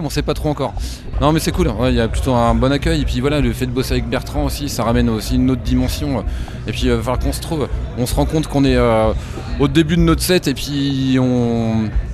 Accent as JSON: {"language": "French", "region": "Normandy", "country": "France", "also_born_or_lived": "Caen", "moved": "yes", "said": "je suis originaire de Normandie"}